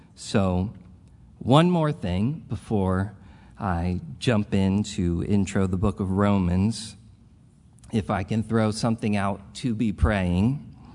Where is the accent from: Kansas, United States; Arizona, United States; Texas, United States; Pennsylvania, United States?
Pennsylvania, United States; Philadelphia; I'm a product of the group, this group of people. Um, the, I am as old as the church